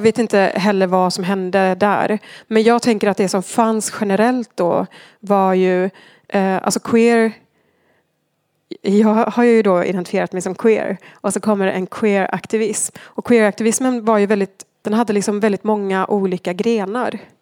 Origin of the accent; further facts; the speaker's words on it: Argentina; moved away as an adult; now in Sweden; Jag växte upp i Argentina